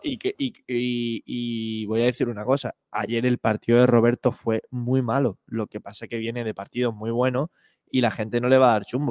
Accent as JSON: {"language": "Spanish", "region": "Asturias", "country": "Spain", "moved": "yes", "lives_now": "Málaga, Spain", "said": "como asturiano considero que Málaga es mi ciudad y donde espero estar"}